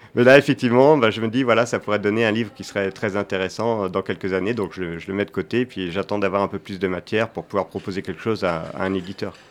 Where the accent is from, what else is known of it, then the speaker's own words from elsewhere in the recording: Angers, Pays de la Loire, France; je viens d'Angers